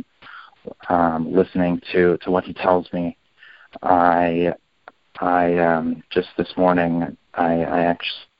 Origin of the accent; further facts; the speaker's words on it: Canada; now in New Jersey, United States; I'm from Canada